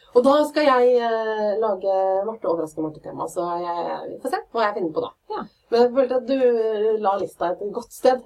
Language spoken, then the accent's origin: Norwegian; Fredrikstad, Østfold, Norway; accent: Fredrikstad dialect; Jeg er fra Fredrikstad, masse stolthet Fredrikstad-dialekta, men allmåge sa vi